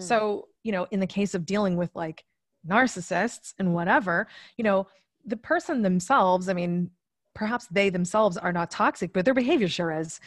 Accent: Massachusetts, United States; I am originally from Massachusetts

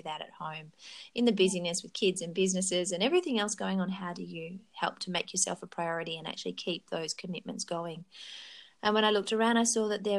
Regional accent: Currumbin Valley, Queensland, Australia; I grew up in Queensland in a beautiful place called Currumbin Valley

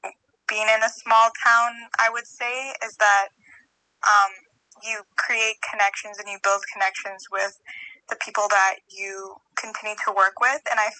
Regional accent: Toronto, Ontario, Canada; I'm also from Toronto

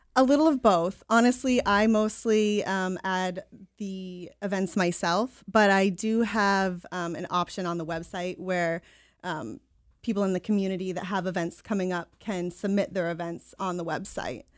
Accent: Gray, Maine, United States; also born or lived in Portland, Maine; now in Biddeford, United States; I grew up in Gray, so lifelong Maine resident

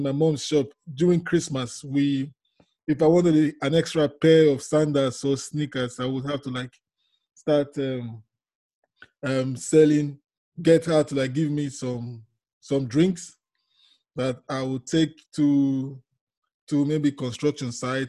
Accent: Nigeria; moved away as an adult; now in London, United Kingdom; I'm originally from Nigeria, yes, in Africa.

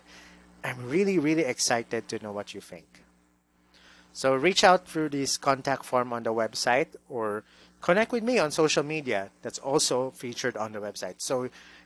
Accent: Davao City, Davao Region, Philippines; moved away as an adult; now in Cebu City, Philippines; my hometown in Davao City

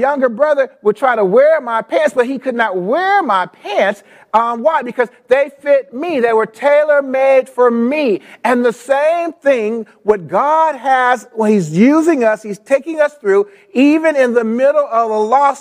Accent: Los Angeles, California, United States; I grew up in South L.A.

